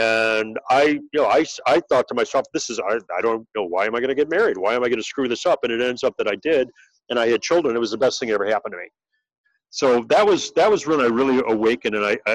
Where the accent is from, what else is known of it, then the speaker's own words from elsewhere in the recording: Cleveland, Ohio, United States; moved away as an adult; also born or lived in New York; now in Chicago, United States; I grew up in Cleveland, Ohio